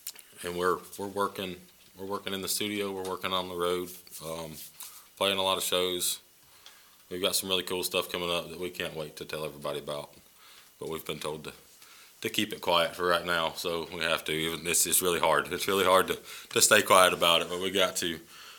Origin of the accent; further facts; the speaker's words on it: Yorkville, Georgia, United States; I'm actually from Yorkville.